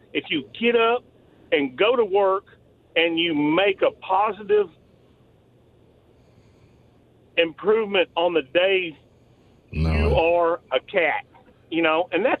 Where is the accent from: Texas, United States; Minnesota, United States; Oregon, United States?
Texas, United States; South; I grew up in South Texas